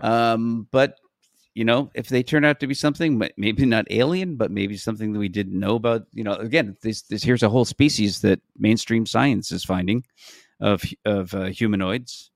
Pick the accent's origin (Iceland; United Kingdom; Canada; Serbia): Canada; I'm from Canada